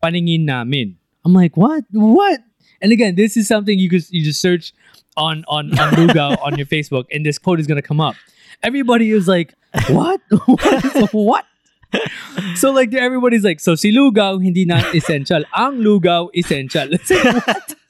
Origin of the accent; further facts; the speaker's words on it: United States; now in Philippines; growing up in the States, when my mom made lugaw, it was just lugaw